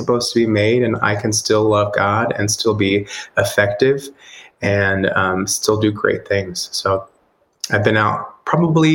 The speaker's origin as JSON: {"language": "English", "region": "Texas", "country": "United States", "tie": "born or raised there", "said": "I originally from Texas, so I grew up in Texas in a very conservative home"}